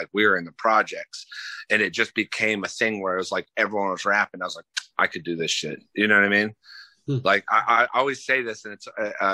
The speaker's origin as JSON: {"language": "English", "town": "Lakeland", "region": "Florida", "country": "United States", "tie": "born or raised there", "also_born_or_lived": "Michigan", "said": "I'm from Florida. I was raised in Polk County, Lakeland. Born in Michigan, but I've been raised"}